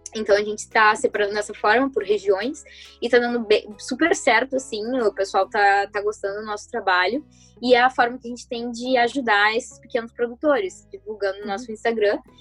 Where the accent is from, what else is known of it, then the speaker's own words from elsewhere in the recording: Porto Alegre, Rio Grande do Sul, Brazil; eu sou da Zona Sul